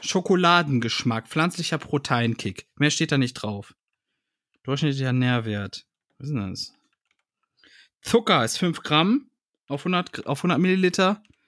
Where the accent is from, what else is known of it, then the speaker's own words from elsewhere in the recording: Heinsberg area, North Rhine-Westphalia, Germany; ich bin ja irgendwo da in der Gegend auch groß geworden, ne? Im, im Heinsberger Raum.